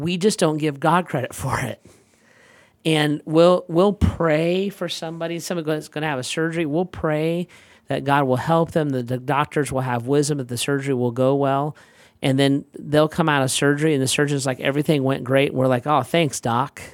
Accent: United States; I'm an American

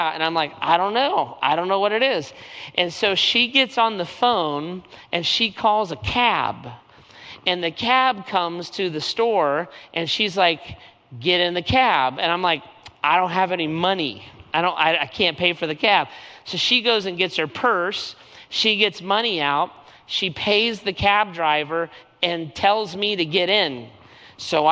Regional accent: United States; I'm an American. I flew down from the United States

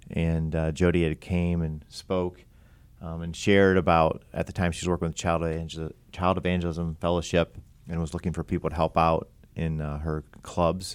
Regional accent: Pataskala, Ohio, United States; I'm from Columbus area

